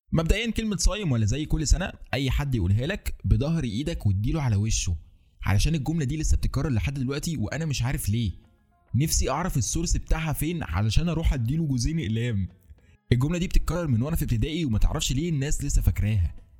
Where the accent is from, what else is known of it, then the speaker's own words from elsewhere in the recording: Egypt; عندنا في مصر